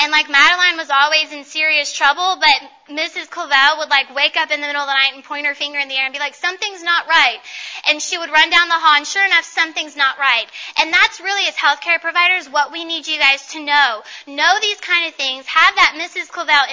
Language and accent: English; Paducah, Kentucky, United States; I know where I'm from. I'm from Paducah, Kentucky.